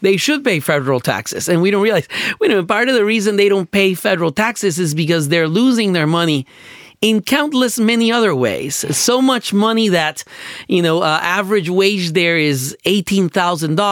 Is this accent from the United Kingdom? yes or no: no; Puerto Rico; moved away; I grew up in Puerto Rico, and I went to public schools in Puerto Rico